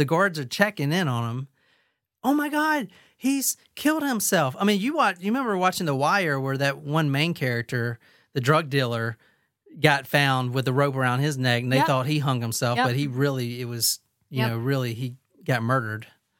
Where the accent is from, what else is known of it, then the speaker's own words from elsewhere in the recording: Lodi, California, United States; This happened in and around my hometown of Lodi, California.